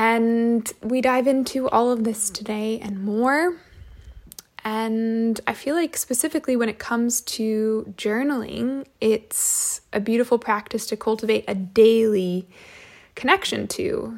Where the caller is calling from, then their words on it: California, United States; and I am tuning in from California.